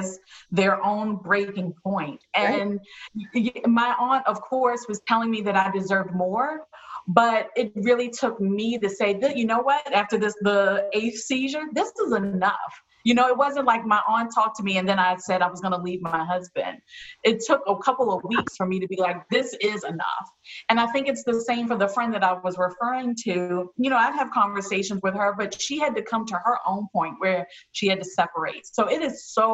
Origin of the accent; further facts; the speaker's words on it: Baltimore, Maryland, United States; I'm from Baltimore